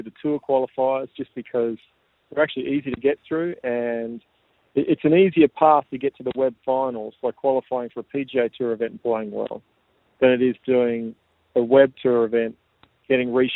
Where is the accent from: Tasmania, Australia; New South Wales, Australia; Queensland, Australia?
Tasmania, Australia; growing up in Tassie